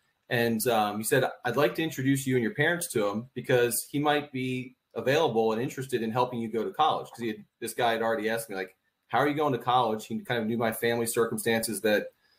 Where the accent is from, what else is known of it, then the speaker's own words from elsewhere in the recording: Philadelphia, Pennsylvania, United States; In the Philadelphia area, you know, unique situation in that we had 1 acre